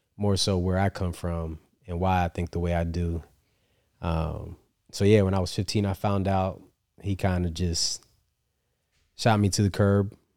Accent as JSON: {"language": "English", "region": "upstate New York", "country": "United States", "said": "I'm from New York, upstate New York, so not the city"}